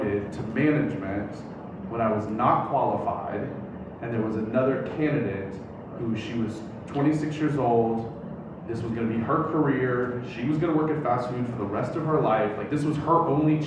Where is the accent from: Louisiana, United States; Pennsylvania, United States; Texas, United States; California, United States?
Louisiana, United States; Southern; I come from Southern Louisiana.